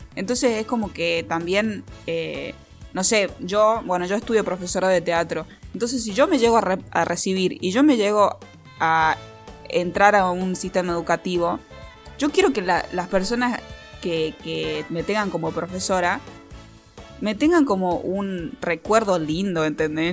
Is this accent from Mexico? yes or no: no; Catamarca, Argentina; also born or lived in Tucumán; Me fui de Catamarca, me fui a Tucumán a estudiar cine. Me vine a Catamarca